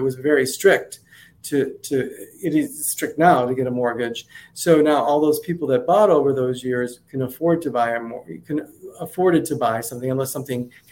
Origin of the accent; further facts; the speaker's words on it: Cleveland, Ohio, United States; now in Naples, Florida, United States; my hometown is Cleveland, Ohio